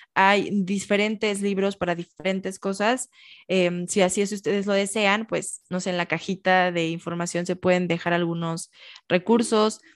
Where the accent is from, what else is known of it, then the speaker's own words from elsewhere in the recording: Michoacán, Mexico; yo soy de Michoacán